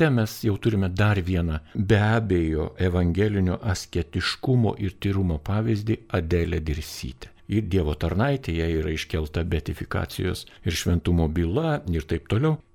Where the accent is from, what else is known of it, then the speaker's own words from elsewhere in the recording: Lithuania; mes lietuviai esam tam tikro charakterio žmonės